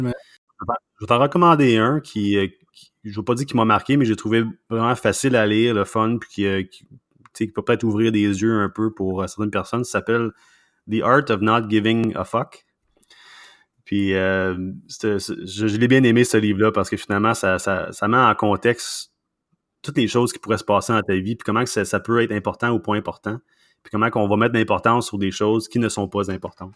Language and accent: French; Sherbrooke, Quebec, Canada; moved away as an adult; also born or lived in Vancouver; now in Montreal, Canada; je suis pas de Montréal. Euh, moi, je suis né à euh, une ville qui s'appelle Sherbrooke, une, des, plus grandes villes dans, la province de Québec, évidemment. Puis, non, j'ai, vécu là pendant à peu près 25 ans